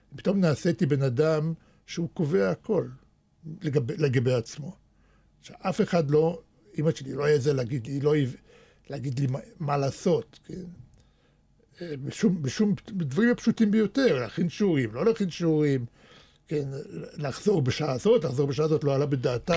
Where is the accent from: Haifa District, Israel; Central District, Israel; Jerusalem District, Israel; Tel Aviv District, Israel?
Central District, Israel; Netanya; Hebrew is a second language; also born or lived in Soviet Russia / Wiesbaden, Germany / Moscow; כשהייתי ילד בשכונה בנתניה, אני הייתי הילד היחידי שהיה לו כדורגל אמיתי